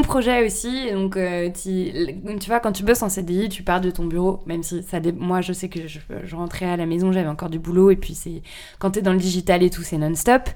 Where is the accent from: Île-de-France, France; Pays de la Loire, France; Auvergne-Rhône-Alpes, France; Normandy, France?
Île-de-France, France; Paris; Je suis née à Paris, j'ai grandi à Paris